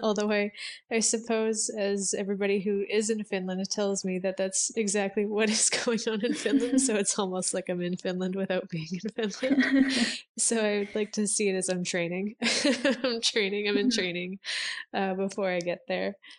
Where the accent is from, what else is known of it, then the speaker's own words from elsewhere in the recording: Edmonton, Alberta, Canada; also born or lived in Vancouver, Canada; I am from Edmonton, Alberta, Canada